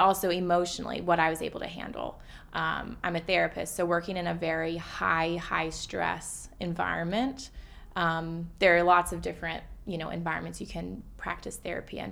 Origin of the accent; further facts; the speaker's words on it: Atlanta, Georgia, United States; now in New York City, United States; so I live in New York City now, but I grew up in Atlanta